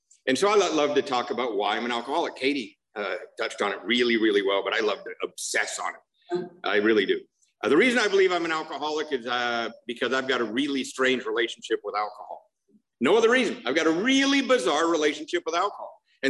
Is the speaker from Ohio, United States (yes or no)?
no; Covina, California, United States; I'm from Covina, not West Covina. There's a big difference.